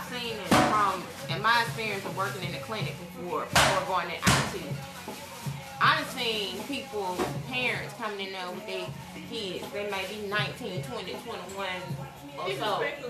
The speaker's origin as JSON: {"language": "English", "town": "Butler", "region": "Alabama", "country": "United States", "moved": "yes", "said": "I'm not from here. I'm from Butler, Alabama, Choctaw County. Yeah, country girl."}